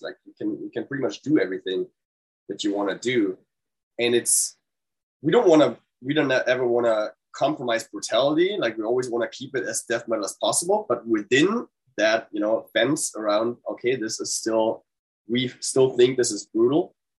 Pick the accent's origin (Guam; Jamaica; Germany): Germany; moved away as an adult; now in United States; I'm German